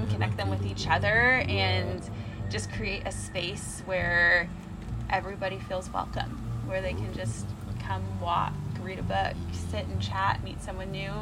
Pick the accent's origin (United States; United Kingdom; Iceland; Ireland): United States; Alamo Heights, Texas; growing up in Alamo Heights